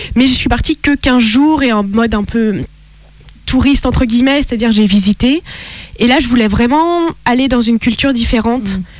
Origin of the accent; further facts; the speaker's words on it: France; also born or lived in Italy / Lebanon; selon ma carte d'identité, je suis française mon cœur est italien